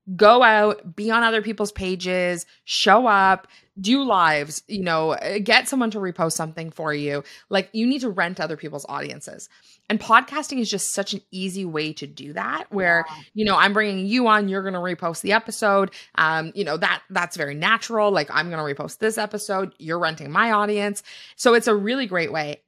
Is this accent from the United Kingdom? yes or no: no; Canada; we are from Canada